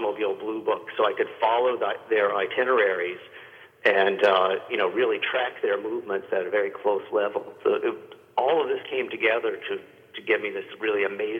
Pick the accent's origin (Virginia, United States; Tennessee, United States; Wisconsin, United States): Tennessee, United States; Northeast; I grew up in Northeast Tennessee, right there in the foothills of the Smokies.